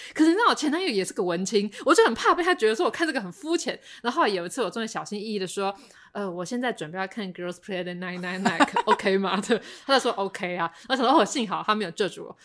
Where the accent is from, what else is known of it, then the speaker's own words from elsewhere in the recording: Taipei, Taiwan; 我身为一个台北人，我就是过太爽了